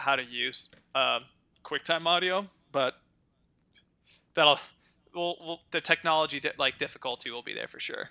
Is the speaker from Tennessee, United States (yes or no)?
no; Antioch, California, United States; I was born in Antioch.